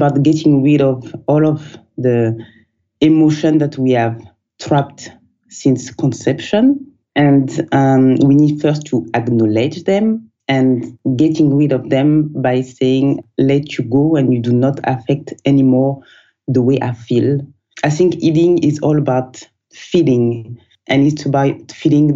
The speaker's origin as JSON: {"language": "English", "region": "southern France", "country": "France", "tie": "born or raised there", "also_born_or_lived": "Guinea-Bissau", "moved": "yes", "said": "So I was born in the south of France."}